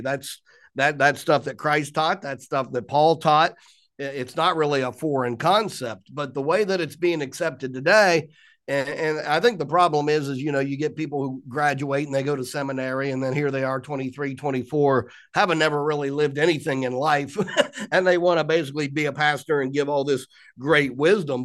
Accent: Columbus, Ohio, United States; moved away as an adult; now in Pennsylvania, United States; born and raised in Columbus, Ohio, 1965

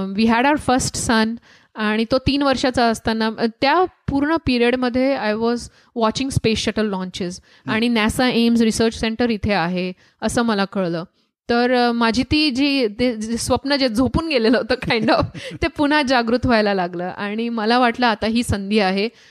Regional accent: Jalgaon, Maharashtra, India; moved away; also born or lived in Dhule; माझा जन्म धुळ्यात झाला वडील जळगावात सेटल्ड होते तर जळगावात मी मोठे झाले

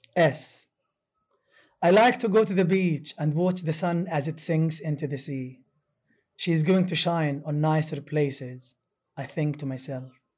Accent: Gaza, Gaza Strip, Palestine; first language Arabic; English is a second language; also born or lived in Syracuse, United States; I am from Gaza

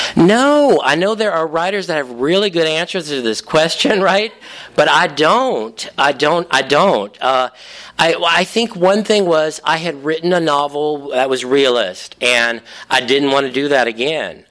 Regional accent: Cajun, Louisiana, United States; I am Cajun

